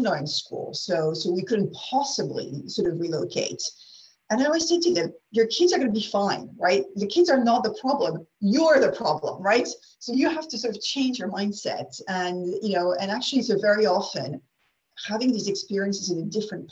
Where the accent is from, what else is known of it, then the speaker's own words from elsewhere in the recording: France; English is a second language; also born or lived in United States; I'm French national, regular French girl, born in France, educated in France